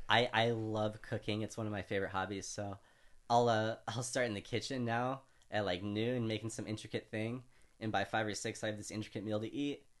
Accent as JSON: {"language": "English", "region": "California", "country": "United States", "also_born_or_lived": "Louisiana", "said": "as an American from California, I say nunchucks a lot"}